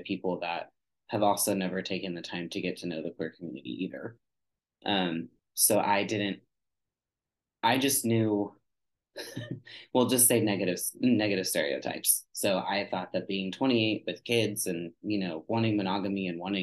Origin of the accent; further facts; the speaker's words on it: Texas, United States; I grew up in Texas and the Bible Belt